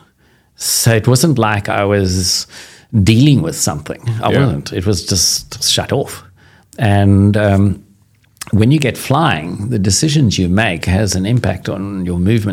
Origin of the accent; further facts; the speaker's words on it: South Africa; being cocky South African